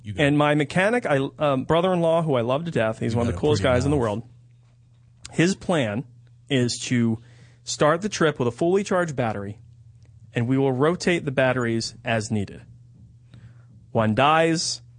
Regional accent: New Jersey, United States; accent: Jersey; My Jersey accent.

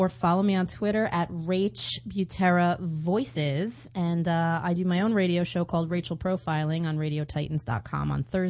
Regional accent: New Jersey, United States; moved away as an adult; now in Los Angeles, United States; Also, I'm from New Jersey, and I just moved here a year ago, so I was single and 39 in New Jersey.

